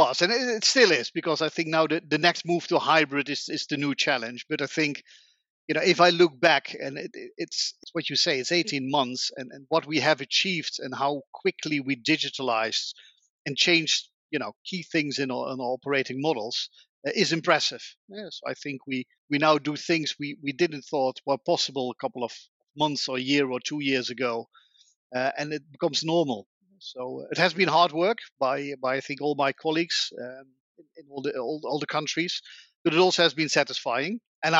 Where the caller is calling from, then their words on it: The Hague, South Holland, Netherlands; I'm calling today from The Hague, in the Netherlands, where I still work from home as the majority of the people in Holland